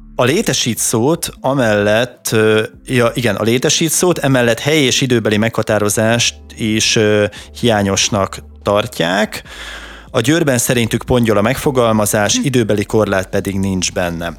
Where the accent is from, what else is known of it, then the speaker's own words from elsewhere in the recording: Tata, Komárom-Esztergom, Hungary; én tataiként